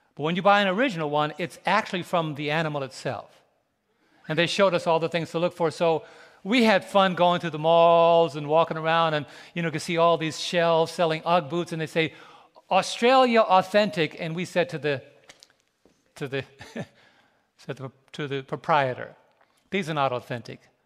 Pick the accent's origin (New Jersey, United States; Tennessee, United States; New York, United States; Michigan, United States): New York, United States; New York City; moved away; We were both raised in, raised in New York City.